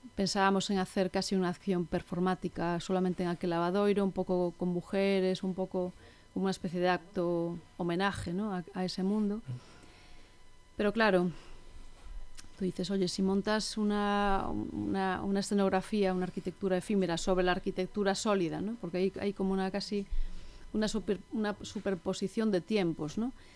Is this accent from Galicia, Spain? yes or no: yes; Ferrol, Galicia, Spain; yo soy de Ferrol y mis abuelas también, o sea, vengo como de generaciones de urbanitas, ¿no? A pesar de ser gallegos